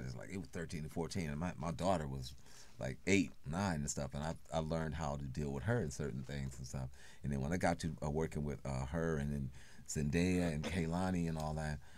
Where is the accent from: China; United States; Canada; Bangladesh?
United States; Oakland, California; we grew up learning in Oakland